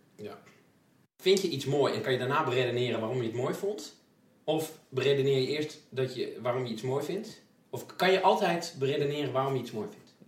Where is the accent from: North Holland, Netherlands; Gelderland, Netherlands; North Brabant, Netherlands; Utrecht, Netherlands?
Gelderland, Netherlands; Twello; ik kom uit Twello